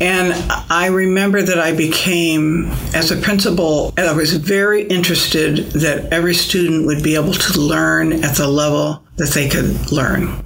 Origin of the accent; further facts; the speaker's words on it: Springfield, Illinois, United States; I grew up in the south part of Springfield in Southern View